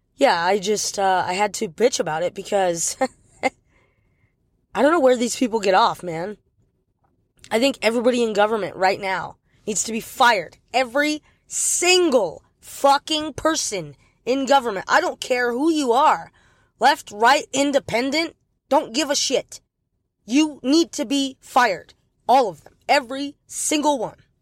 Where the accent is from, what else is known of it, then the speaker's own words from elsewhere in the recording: United States; an American citizen